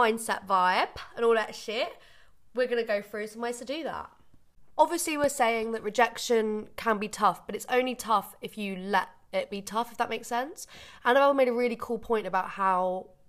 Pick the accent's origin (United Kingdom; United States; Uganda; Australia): United Kingdom; Bournemouth, South West England; moved away; I grew up in Bournemouth